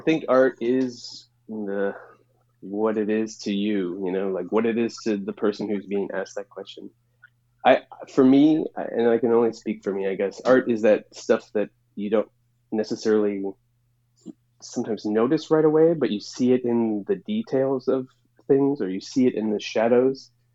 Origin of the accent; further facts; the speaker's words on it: Chicago, Illinois, United States; moved away as an adult; also born or lived in Portland, Oregon; now in New York, United States; When I was growing up in Chicago